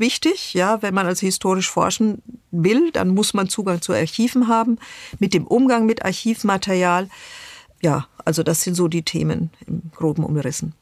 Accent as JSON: {"language": "German", "country": "Germany", "said": "als Deutsche"}